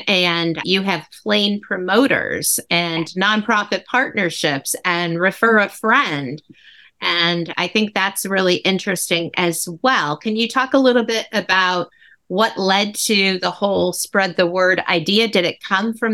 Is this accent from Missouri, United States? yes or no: no; Ohio, United States; that's my home state. I'm in Cleveland